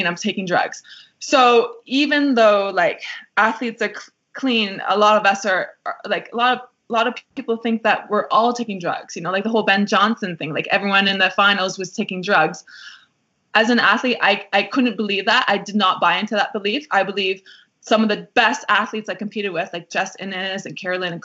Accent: Canada; I felt proud to be Canadian

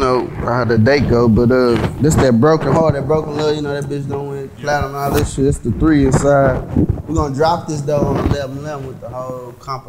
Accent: McKinney, Texas, United States; I'm from McKinney, Texas.

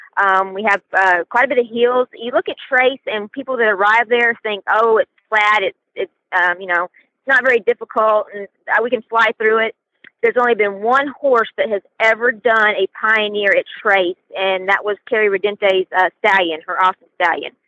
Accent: Louisiana, United States; I'm from Louisiana

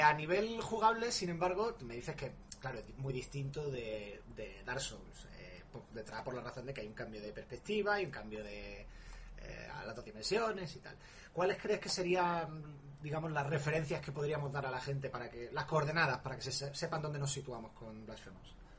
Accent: Málaga, Andalusia, Spain; yo soy malagueño

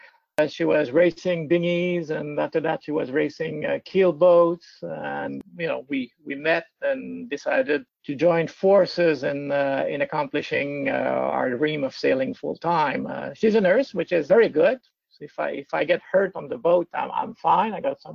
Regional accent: Trois-Rivières, Quebec, Canada; moved away as an adult; also born or lived in Toronto / United States / Ontario / British Columbia; I'm from Trois-Rivières, where on the St. Lawrence River

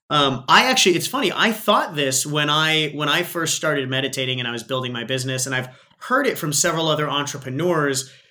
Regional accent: Australia; accent: Aussie

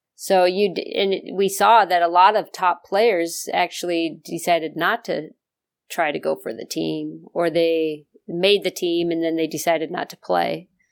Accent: the West, United States; moved away; I grew up out in the West

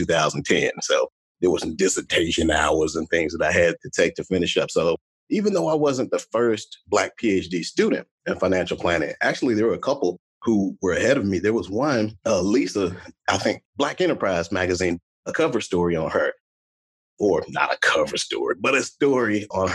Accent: Chicago, Illinois, United States; now in Dallas, United States; I'm from Chicago, Illinois, originally, and now I live in Dallas, Texas

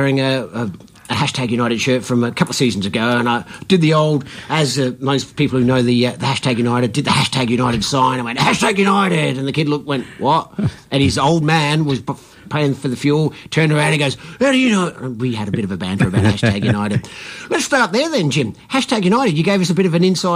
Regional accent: Australia; I'm Australian

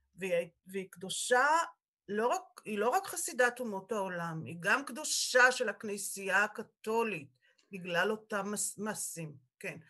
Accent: Israel; also born or lived in Sweden; בעלי ואני נולדנו בקיבוץ

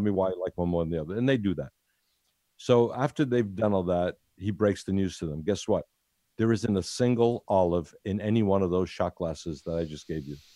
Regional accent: United States; moved away as an adult; now in Italy; I was born in Ital-, Italy, went to, went to America when I was seven, then came back here after fifty years

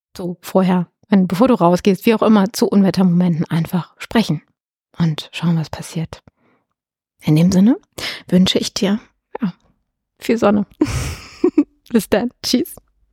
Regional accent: Germany; bei uns in Deutschland

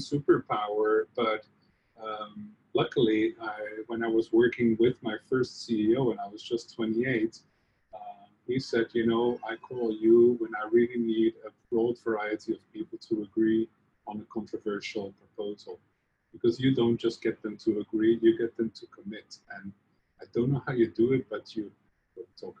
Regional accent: Netherlands; moved away; you can hear by my funny accent, I'm from the Netherlands or Holland originally.

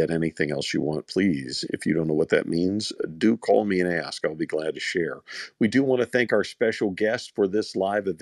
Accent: Louisiana, United States; I'm from Louisiana

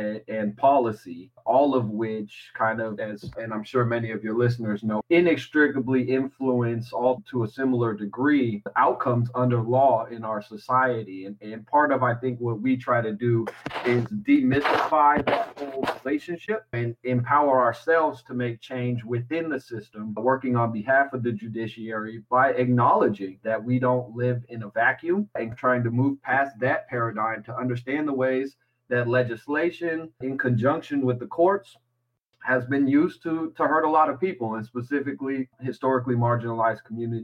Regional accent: Seattle, Washington, United States; also born or lived in Sacramento; Seattle, my hometown

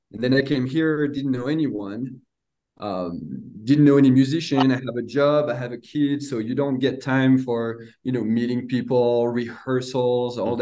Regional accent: France; now in United States; grew up in a little 1,000 people town, um, countryside of France. Uh, moved to the United States in 2006

